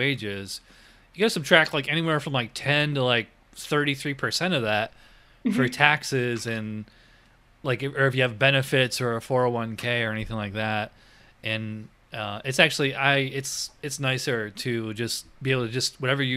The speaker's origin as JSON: {"language": "English", "region": "upstate New York", "country": "United States", "also_born_or_lived": "Virginia", "moved": "as an adult", "lives_now": "Florida, United States", "said": "I'm from upstate New York"}